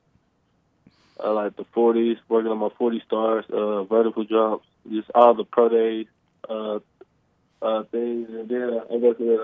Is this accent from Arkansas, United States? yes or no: yes; Crossett, Arkansas, United States; I grew up in Crossit